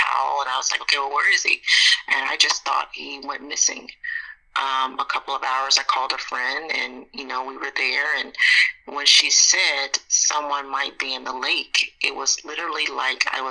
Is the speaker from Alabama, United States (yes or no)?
yes; Montgomery, Alabama, United States; growing up in Montgomery, Alabama